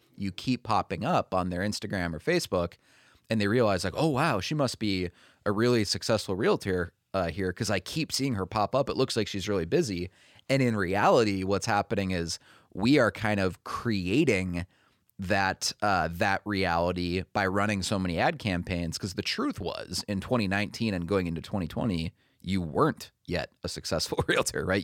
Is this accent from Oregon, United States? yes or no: no; Minnesota, United States; moved away as an adult; I was born and raised in Minnesota